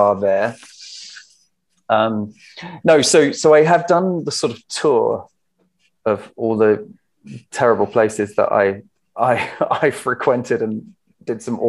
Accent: Herongate, East of England, United Kingdom; moved away as an adult; also born or lived in London / United States; I grew up in Herongate, which is quite near Brentwood

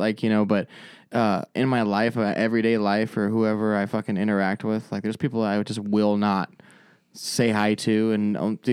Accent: Phoenix, Arizona, United States; also born or lived in Avondale; I'm from Phoenix

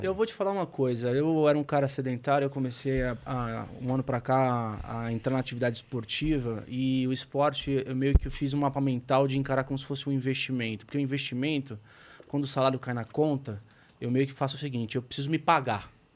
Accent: Santos, São Paulo, Brazil; Eu sou de Santos

